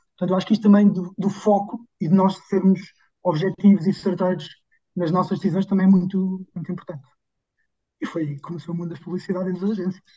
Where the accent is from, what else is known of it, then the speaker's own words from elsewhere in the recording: Figueira da Foz, Centro, Portugal; na minha terra natal, portanto eu sou da Figueira da Foz.